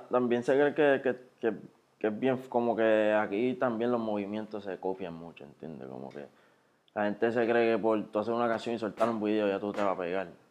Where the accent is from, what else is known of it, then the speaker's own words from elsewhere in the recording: Carolina, Puerto Rico; yo soy de ahí de Carolina, de Residencia de San Martín y de la 65